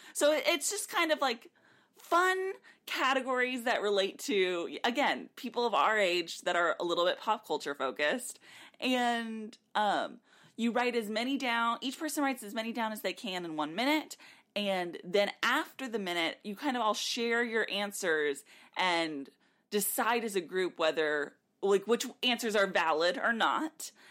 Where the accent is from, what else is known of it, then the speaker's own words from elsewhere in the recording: South Texas, United States; We grew up in South Texas.